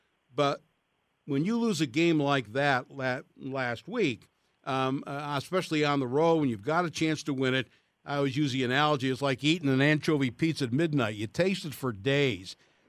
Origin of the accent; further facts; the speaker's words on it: Cleveland, Ohio, United States; now in Pittsburgh, United States; I was born and raised in Cleveland, working in Pittsburgh.